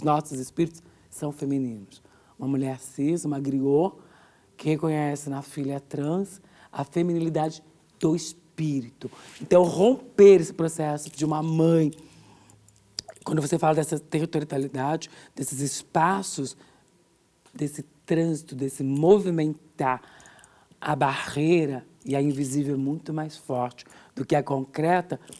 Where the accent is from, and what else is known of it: São Bernardo do Campo, São Paulo, Brazil; born or raised there; also born or lived in Minas Gerais